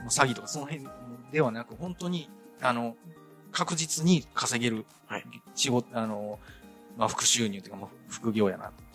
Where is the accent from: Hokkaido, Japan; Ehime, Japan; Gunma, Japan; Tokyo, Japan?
Ehime, Japan; moved away as an adult; also born or lived in Shiga; また地元の愛媛に戻るかっていう話になったんですけど